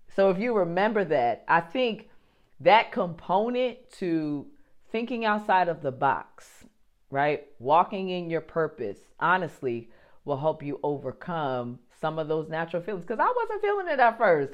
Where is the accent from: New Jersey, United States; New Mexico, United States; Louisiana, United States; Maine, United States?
New Jersey, United States; I'm from New Jersey